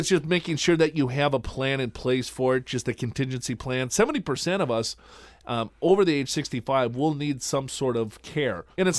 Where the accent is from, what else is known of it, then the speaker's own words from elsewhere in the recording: Minnesota, United States; I know, right? And I'm from Minnesota.